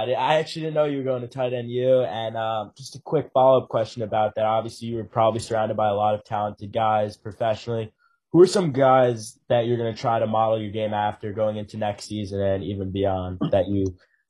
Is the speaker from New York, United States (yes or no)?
yes; Long Island, New York, United States; We're from Long Island, New York